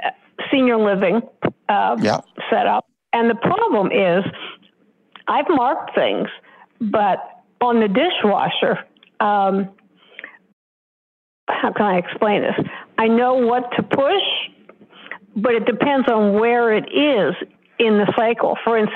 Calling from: Oklahoma, United States; Hello, this is …. I'm from Oklahoma

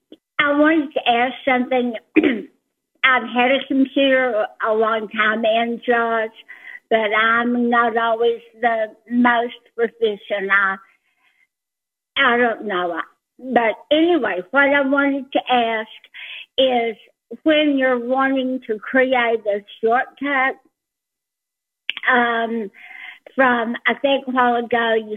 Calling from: Texas, United States; from Texas.

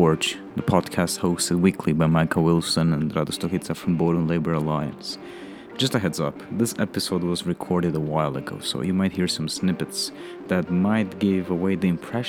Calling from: Romania; It's 10 p.m. currently in Romania, recording from a bedroom

